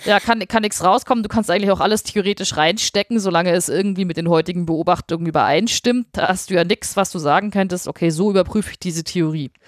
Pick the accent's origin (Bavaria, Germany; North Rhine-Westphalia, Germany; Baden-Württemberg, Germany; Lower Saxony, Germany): Bavaria, Germany; also born or lived in Munich; ich, wohne ja in München, ich, ich komme aus Bayern